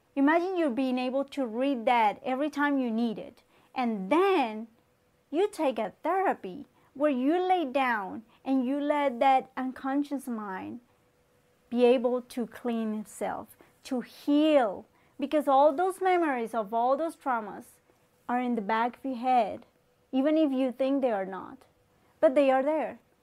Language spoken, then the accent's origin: English; Colombia; moved away; I'm from Colombia. Um, I was born, raised there